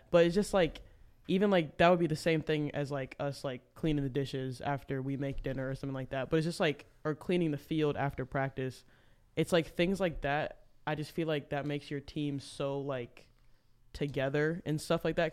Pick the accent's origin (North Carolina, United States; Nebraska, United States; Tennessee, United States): Tennessee, United States; Memphis; I am from Memphis